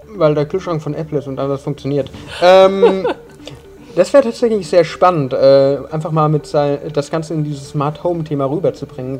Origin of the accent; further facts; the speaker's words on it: Munich, Bavaria, Germany; Als Münchner